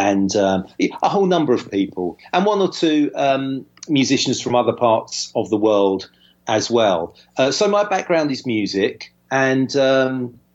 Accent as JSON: {"language": "English", "town": "Southend-on-Sea", "region": "East of England", "country": "United Kingdom", "tie": "born or raised there", "also_born_or_lived": "East London", "said": "I grew up in a slightly at the time a slightly shabby seaside town called Southend-on-Sea"}